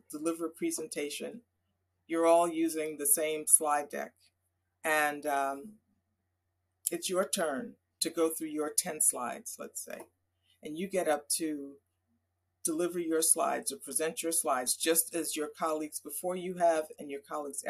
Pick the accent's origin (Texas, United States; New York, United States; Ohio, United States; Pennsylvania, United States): New York, United States; New York area, United States; I grew up in the New York area